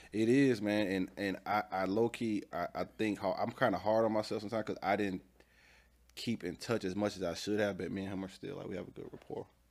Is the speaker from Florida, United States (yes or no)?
no; Atlanta, Georgia, United States; I'm from Atlanta. Uh, the city, to be specifically. Uh, grew up on a little bit of the east side, then we moved to the south side